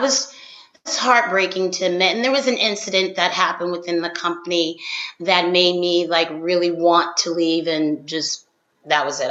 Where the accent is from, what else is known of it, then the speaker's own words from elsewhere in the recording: Philadelphia, Pennsylvania, United States; I'm from Philadelphia